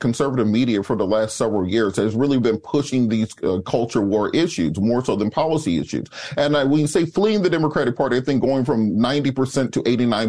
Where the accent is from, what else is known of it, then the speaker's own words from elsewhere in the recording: Waverly Hall, Georgia, United States; as a resident person from a small town, I'm from Waverly Hall, Georgia. I grew up in a double-wide trailer on a pig farm.